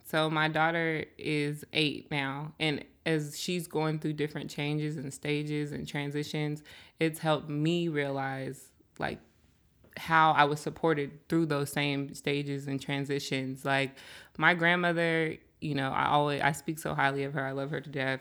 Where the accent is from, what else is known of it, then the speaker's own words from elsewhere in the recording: Seattle, Washington, United States; I'm from Seattle, born and raised, um, and I grew up out here, grew up in the South End